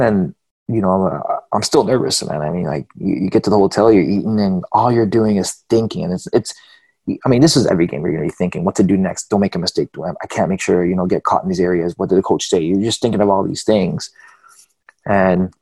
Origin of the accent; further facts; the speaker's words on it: Canada; I'm Canadian